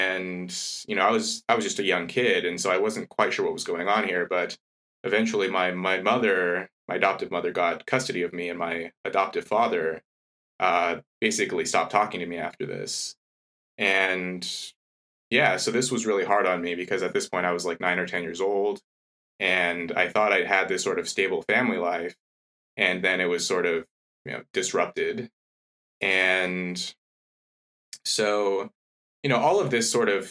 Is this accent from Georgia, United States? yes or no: no; Los Angeles, California, United States; moved away as an adult; also born or lived in Washington / Europe; now in Cambridge, United Kingdom; I grew up in LA, early part of my childhood, and later sort of moved around California